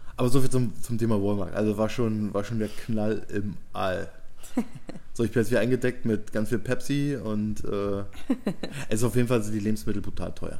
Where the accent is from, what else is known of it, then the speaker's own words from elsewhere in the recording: Germany; bei uns in Deutschland